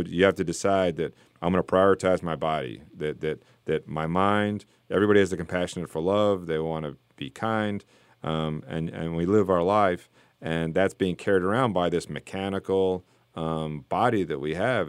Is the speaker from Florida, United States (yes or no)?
yes; South Florida, United States; moved away; I grew up in South Florida where it's just flat